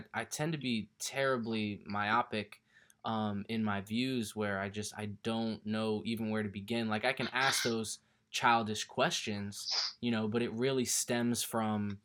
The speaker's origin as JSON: {"language": "English", "region": "Southern California", "country": "United States", "tie": "born or raised there", "also_born_or_lived": "Connecticut", "said": "I was born in Connecticut, but I grew up in California as well. Southern California"}